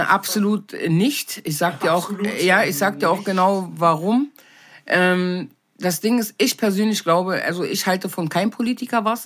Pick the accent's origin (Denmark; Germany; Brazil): Germany; Berlin; ich bin nicht in Berlin geboren, bin aber mit wenigen Monaten hergekommen